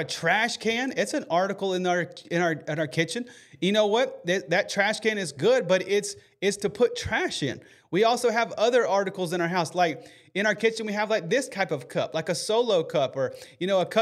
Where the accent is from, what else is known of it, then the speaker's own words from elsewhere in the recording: Alabama, United States; I'm from Alabama